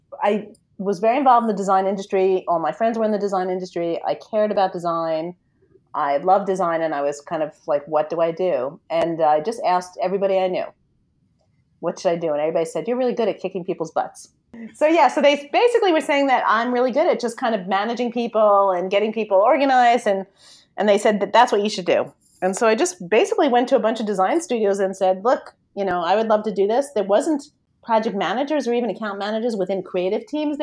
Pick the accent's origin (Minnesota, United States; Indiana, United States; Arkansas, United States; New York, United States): New York, United States; I'm from New York, if you can't hear from the lovely accent I have